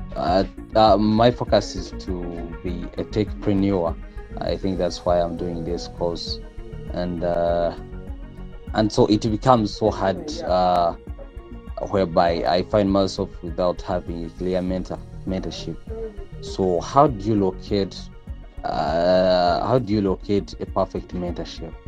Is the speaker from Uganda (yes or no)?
yes; Uganda; I'm from Uganda.